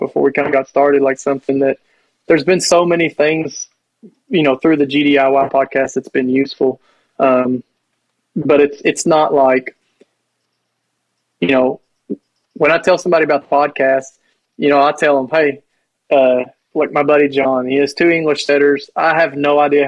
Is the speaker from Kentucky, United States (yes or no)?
yes; Kentucky, United States; I'm from Kentucky